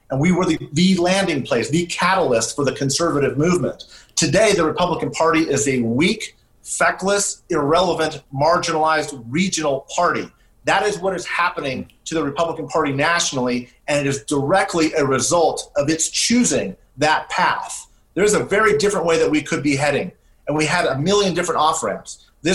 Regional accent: California, United States; I'm from California.

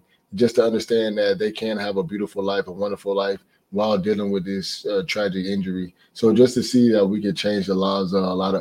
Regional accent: Fort Lauderdale, Florida, United States; growing up in Fort Lauderdale, I had to go through a lot of hurricanes

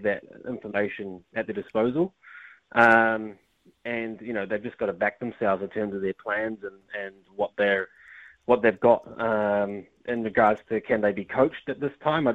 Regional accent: New Zealand; I was born in New Zealand. My father was born in New Zealand, but my family originated from India

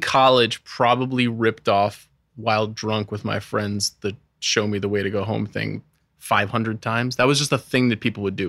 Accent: Long Island, New York, United States; I grew up on Long Island

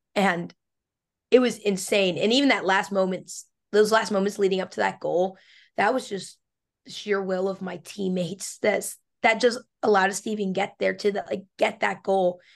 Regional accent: Pennsylvania, United States; I'm from Pennsylvania, which is it's big for field hockey

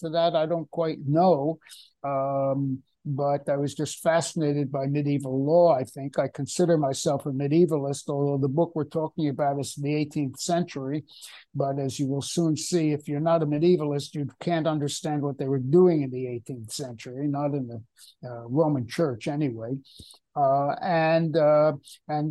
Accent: United States; moved away as an adult; also born or lived in Haifa, Israel; I grew up in the States.

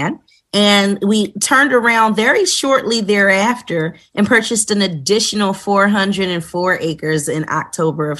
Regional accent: Philadelphia, Pennsylvania, United States; moved away as an adult; also born or lived in Greensboro, North Carolina; now in Stonecrest, United States; I'm originally from Philadelphia, where I went and graduated from the Philadelphia High School for Girls

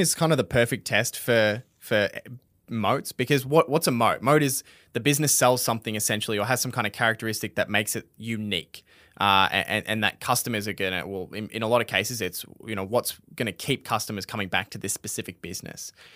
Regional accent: Australia; we're Australian

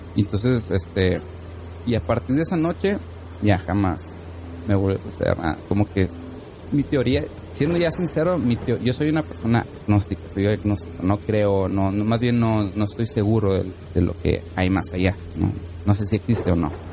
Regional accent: Tijuana, Baja California, Mexico; moved away; la casa en la que yo vivía allá en Tijuana, en Baja California

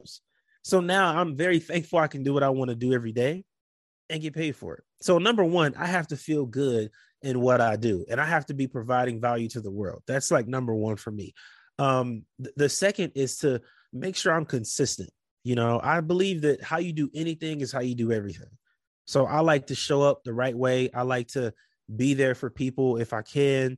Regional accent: Compton, California, United States; moved away as an adult; also born or lived in Portland; I'm from Compton, California. I did not want to go back to that life

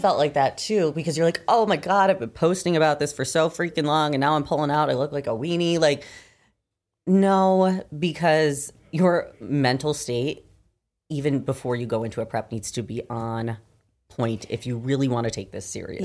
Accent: Michigan, United States; moved away; I'm from Michigan originally.

